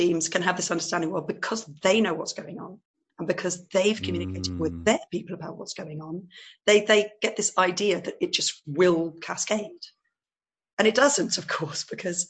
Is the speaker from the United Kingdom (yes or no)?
yes; England, United Kingdom; moved away as an adult; now in Netherlands; I'm actually English, and I've married a Dutchman